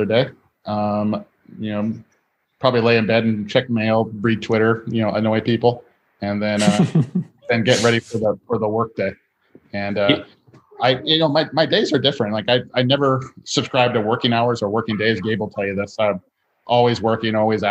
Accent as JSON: {"language": "English", "region": "Hawaii", "country": "United States", "said": "I'm from Hawaii"}